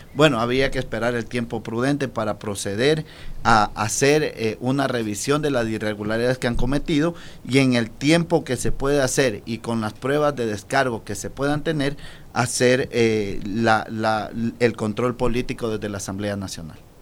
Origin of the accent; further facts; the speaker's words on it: Ecuador; como ecuatoriano